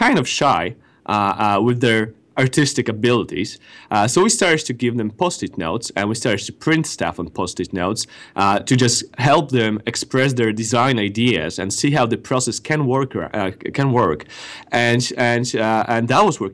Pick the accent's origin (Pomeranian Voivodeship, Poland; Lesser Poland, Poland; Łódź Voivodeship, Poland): Pomeranian Voivodeship, Poland; Gdańsk; moved away as an adult; now in Mountain View, United States; majority of our team resides in Gdańsk, in Poland, north of Poland. This is where I'm originally from